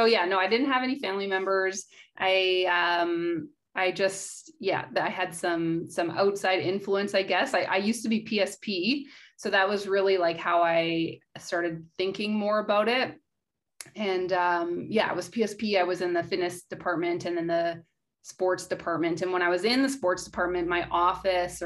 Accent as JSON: {"language": "English", "town": "Nanton", "region": "Alberta", "country": "Canada", "tie": "born or raised there", "also_born_or_lived": "Canmore, Alberta / Halifax, Nova Scotia / Ottawa, Ontario / Victoria, British Columbia", "moved": "as an adult", "said": "growing up in Nanton"}